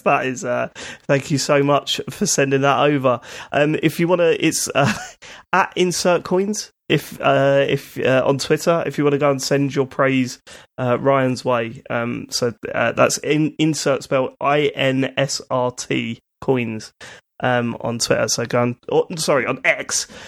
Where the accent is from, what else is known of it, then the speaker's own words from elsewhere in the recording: United Kingdom; we're British